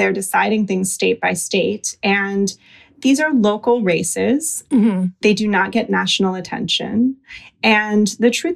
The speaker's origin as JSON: {"language": "English", "region": "North Carolina", "country": "United States", "tie": "born or raised there", "said": "my home state of North Carolina"}